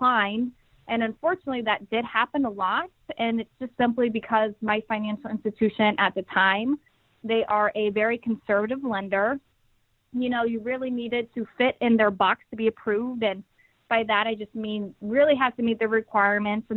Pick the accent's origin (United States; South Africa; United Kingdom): United States; Des Moines, Iowa; moved away as an adult; now in Connecticut, United States; I grew up in Des Moines, Iowa, and I made the move to Connecticut actually 2 years ago